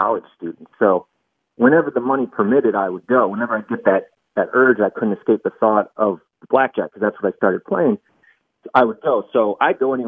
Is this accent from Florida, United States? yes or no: no; Michigan, United States; I grew up in Michigan, so I'm a Detroit sports fan.